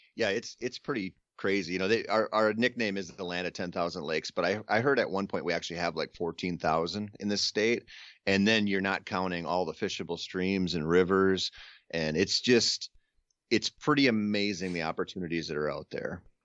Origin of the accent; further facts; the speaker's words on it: Minnesota, United States; I grew up in Minnesota